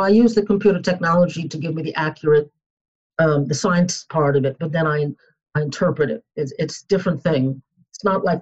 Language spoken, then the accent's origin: English; New York City, New York, United States; also born or lived in Boston; I was born in New York City, grew up there